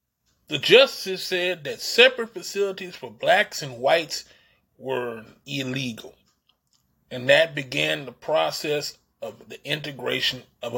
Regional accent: East Texas, United States; I grew up in East Texas. I know about racism firsthand. I grew up in a town where the black people knew their place. You know what I'm saying? I grew up in those kind of towns. I grew up in small town

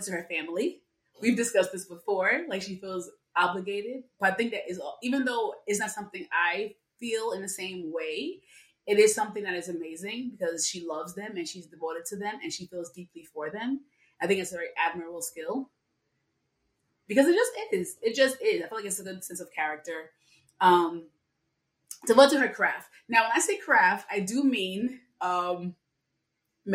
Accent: New York City, New York, United States; I'm born and raised in the Bronx

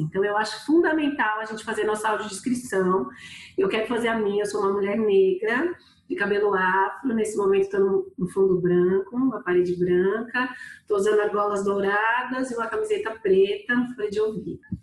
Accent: São Paulo, Brazil; moved away as an adult; now in Recife, Brazil; Eu sou natural de São Paulo

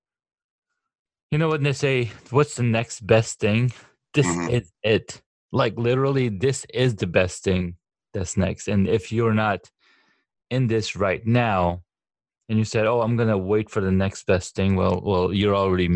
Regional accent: California, United States; me growing up in California

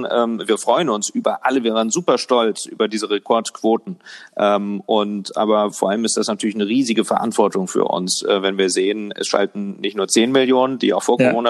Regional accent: Lower Saxony, Germany; demnächst auch äh, mit Sicherheit in meinem Heimatbundesland und Ihrem Heimatbundesland in Niedersachsen unterwegs

